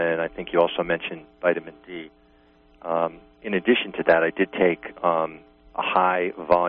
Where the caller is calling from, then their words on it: New York, United States; I'm from New York.